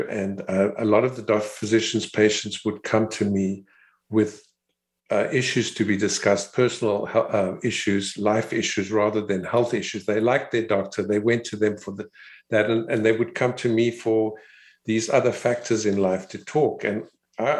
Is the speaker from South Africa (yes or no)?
yes; Cape Town, Western Cape, South Africa; I was born in Cape Town, South Africa, where I attended school and qualified as a physician at the University of Cape Town